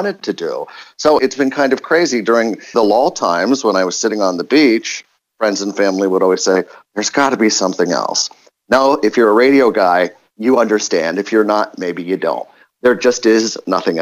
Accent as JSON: {"language": "English", "town": "York", "region": "Pennsylvania", "country": "United States", "tie": "born or raised there", "also_born_or_lived": "San Antonio / San Francisco", "moved": "yes", "lives_now": "Chicago, United States", "said": "Growing up in York, Pennsylvania"}